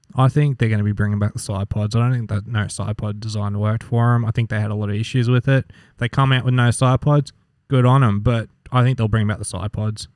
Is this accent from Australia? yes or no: yes; Australia; we're Australian